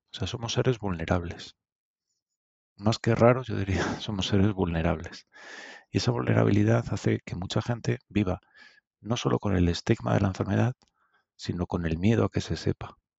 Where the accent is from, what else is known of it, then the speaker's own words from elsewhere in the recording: Madrid, Community of Madrid, Spain; also born or lived in Soria; Mi familia es de Soria, ¿eh? yo soy de Usera y de Soria